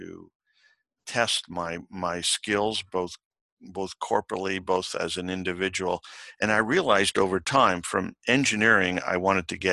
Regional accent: Toronto, Ontario, Canada; I was born in Toronto. Parents were Italian.

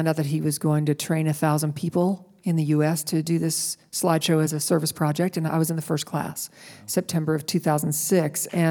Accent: West Virginia, United States; I grew up in West Virginia, and both my parents grew up in coal camps.

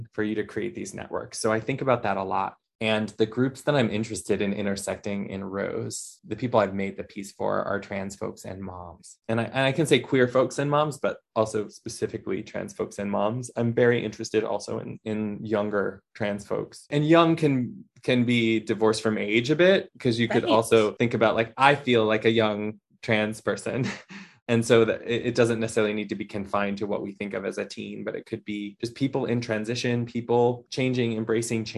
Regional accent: Michigan, United States; now in Philadelphia, United States; where I was born in Michigan

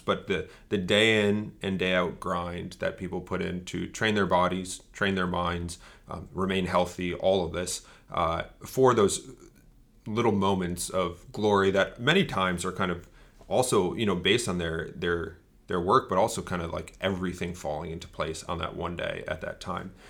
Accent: Bristol, Connecticut, United States; I grew up in Bristol, Connecticut, which is the home of E S P N

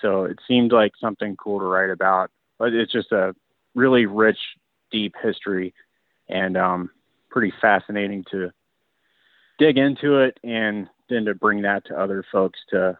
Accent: West Virginia, United States; I was born and raised in West Virginia.

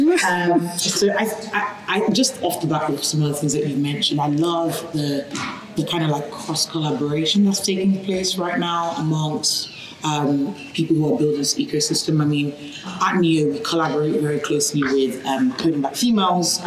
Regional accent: Birmingham, West Midlands, United Kingdom; I'm from Birmingham. I grew up in Birmingham.

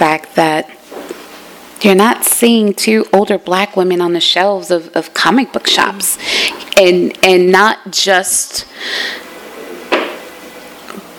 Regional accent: New Jersey, United States; I'm from Jersey.

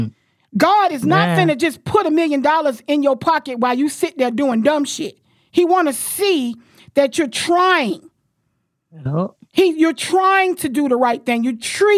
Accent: Florida, United States; I'm born and raised in Florida

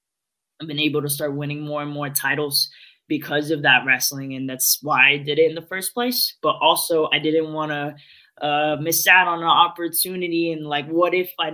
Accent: Philippines; being Filipino, especially on the stand-up part, boxing, like Manny Pacquiao was, you know, part of your childhood growing up.

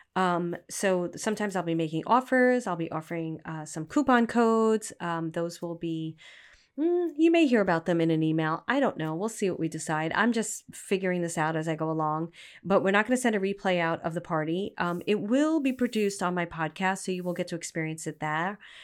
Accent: New York City, New York, United States; moved away; also born or lived in Manhattan / Poughkeepsie / Los Angeles; I'm a girl from Brooklyn.

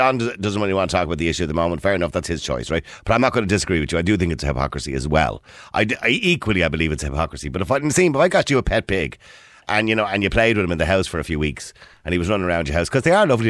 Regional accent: Ireland; Because we're from Ireland.

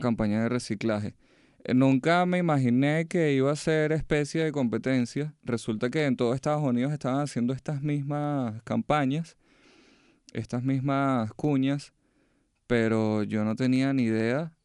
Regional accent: Venezuela; moved away as an adult; now in United States; mi país en alto de donde vengo

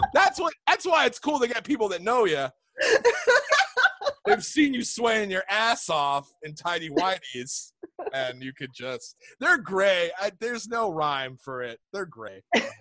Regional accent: New York City, New York, United States; I'm from New York

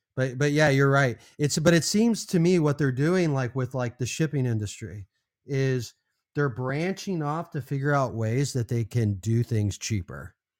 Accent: California, United States; now in Arizona, United States; growing up in California

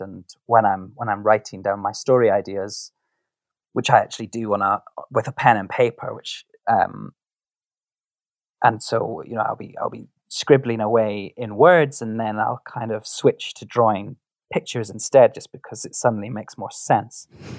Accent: Scotland, United Kingdom; I come from Scotland

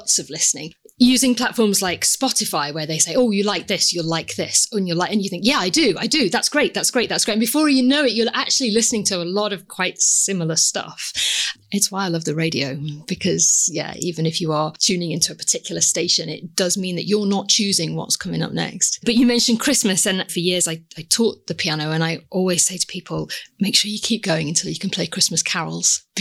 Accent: Leeds, Yorkshire and the Humber, United Kingdom; moved away; growing up in Leeds

